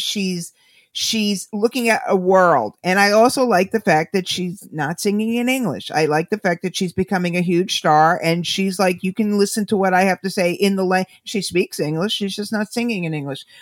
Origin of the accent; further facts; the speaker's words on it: United States; I'm an American